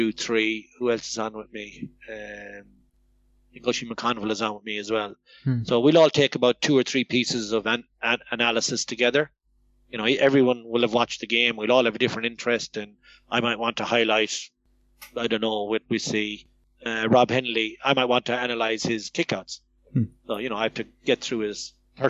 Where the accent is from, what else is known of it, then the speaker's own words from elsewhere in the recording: Ballina, Connacht, Ireland; I'm from Mayo